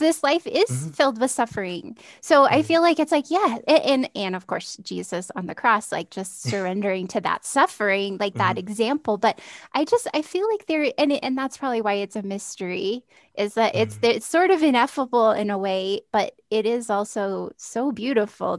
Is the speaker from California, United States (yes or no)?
yes; California, United States; moved away; the Catholic church in my hometown in California